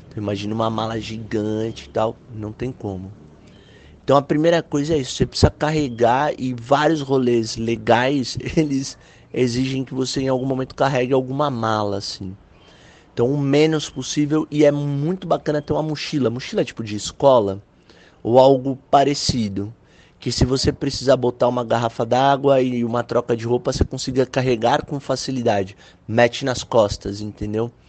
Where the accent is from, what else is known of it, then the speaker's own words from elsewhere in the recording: Brazil; Eu sou do Brasil, mano. Ah, tá tirando aqui, é terceiro mundo.